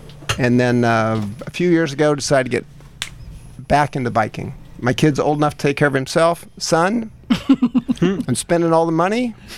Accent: Kansas City, United States; I'm from Kansas City.

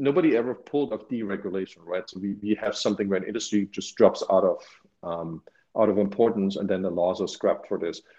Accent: Germany; moved away; I grew up near Berlin

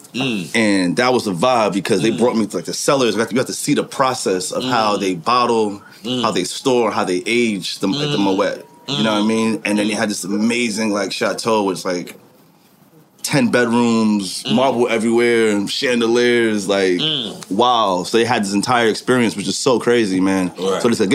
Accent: New York City, New York, United States; growing up in Laurelton

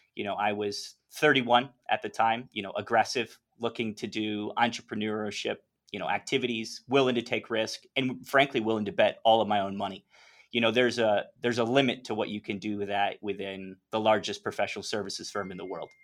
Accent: North Carolina, United States; moved away as an adult; also born or lived in New York / Hong Kong; now in Medellin, Colombia; born in New York, spent most of my life in North Carolina

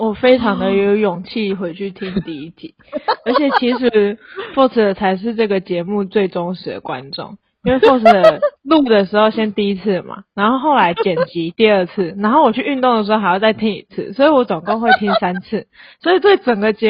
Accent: Taiwan; 就是才刚说，哎、欸，我们台湾人要限制水量

